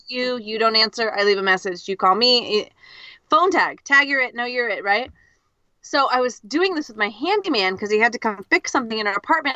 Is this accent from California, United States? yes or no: yes; California, United States; first language English; I'm your American co-host from California, the United States.